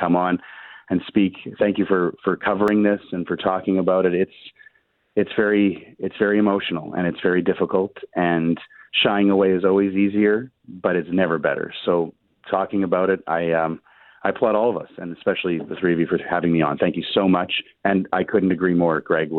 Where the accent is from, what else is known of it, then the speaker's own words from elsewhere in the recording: Canada; as a Canadian